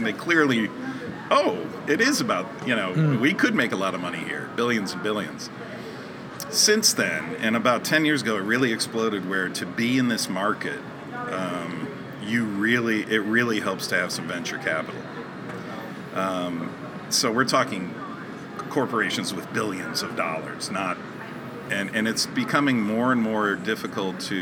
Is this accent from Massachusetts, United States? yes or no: no; Connecticut, United States; I was born in Connecticut